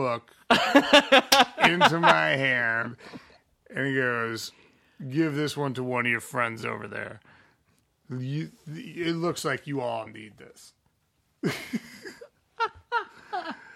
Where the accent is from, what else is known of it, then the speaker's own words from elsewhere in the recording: Midwest, United States; I'm from the Midwest